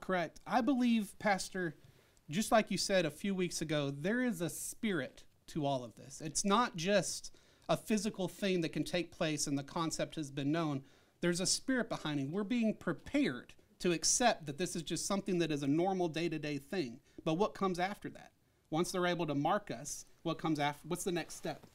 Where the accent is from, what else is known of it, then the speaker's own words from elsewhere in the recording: Arkansas, United States; I was born in Arkansas.